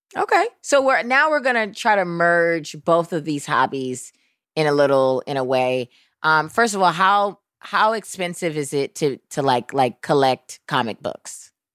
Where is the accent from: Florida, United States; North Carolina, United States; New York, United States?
New York, United States; New York City; I am a New Yorker